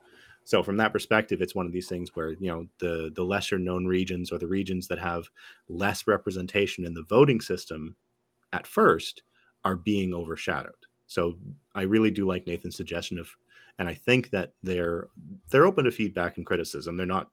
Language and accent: English; Canada; as a Canadian